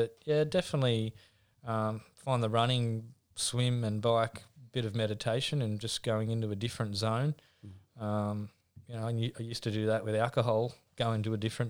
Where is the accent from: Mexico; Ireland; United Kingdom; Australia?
Australia; Newcastle, New South Wales; Yeah, played rugby league for a long time.